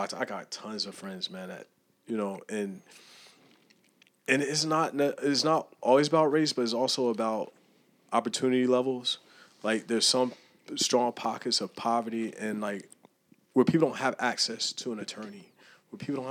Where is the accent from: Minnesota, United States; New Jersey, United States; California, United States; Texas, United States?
New Jersey, United States; Piscataway; also born or lived in Plainfield, New Jersey / Newark, New Jersey; I'm from Piscataway by way of Plainfield, by way of Newark